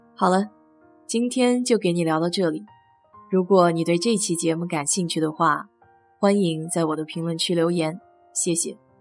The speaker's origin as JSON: {"language": "Chinese", "country": "China", "said": "其实和我们中国人的馄饨更接近一些。"}